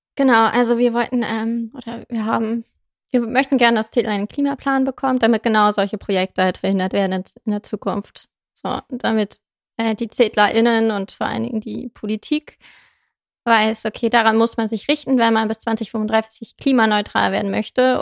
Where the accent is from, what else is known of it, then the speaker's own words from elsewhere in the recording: Zetel, Lower Saxony, Germany; moved away as an adult; also born or lived in Hannover; now in Osnabrück, Germany; ich komme gebürtig aus Zetel, bin da aufgewachsen